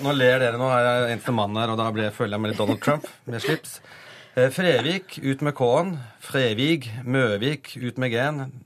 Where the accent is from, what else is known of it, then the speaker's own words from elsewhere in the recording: Bodø, Nordland, Norway; accent: northern Norwegian; now in Oslo, Norway; Jeg, er nordlending, jeg er født i Bodø.